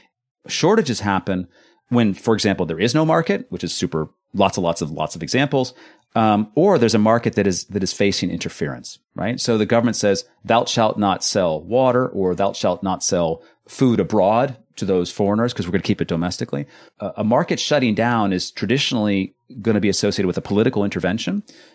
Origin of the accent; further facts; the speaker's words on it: California, United States; now in Netherlands; I was born and raised in California.